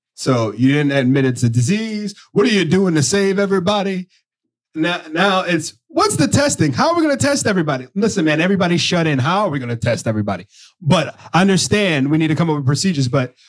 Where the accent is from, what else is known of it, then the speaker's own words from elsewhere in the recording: New York, United States; I'm from New York.